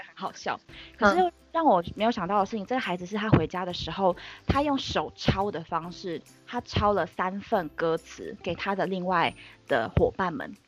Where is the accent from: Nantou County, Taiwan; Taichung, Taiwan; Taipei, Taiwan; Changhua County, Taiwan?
Taipei, Taiwan; 万年台北人，台北长哦。大，台北念书，所以就是基嗯。本上没有离开过台北